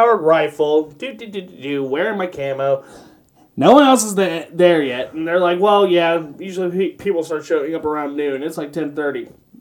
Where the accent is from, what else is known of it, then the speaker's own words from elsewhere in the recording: Kentucky, United States; I'm from Kentucky, but, you know, I'm from the suburbs